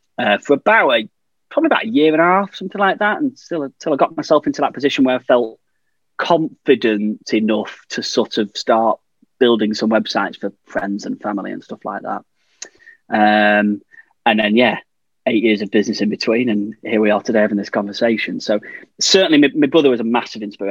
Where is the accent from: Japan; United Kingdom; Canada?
United Kingdom; Blackpool, North West England; But I grew up there, stone's throw from the tower